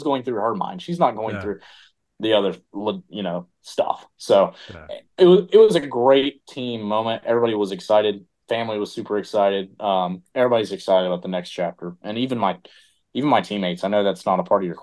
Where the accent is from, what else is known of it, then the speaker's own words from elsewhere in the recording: Charlotte, North Carolina, United States; also born or lived in Tennessee; I'm from Tennessee, I'm from North Carolina